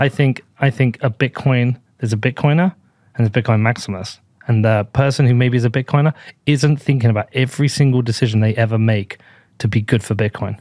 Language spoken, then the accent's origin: English; United Kingdom; I am a British person